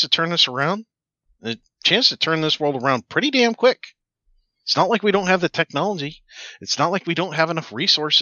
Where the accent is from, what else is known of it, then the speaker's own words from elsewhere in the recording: United States; as an American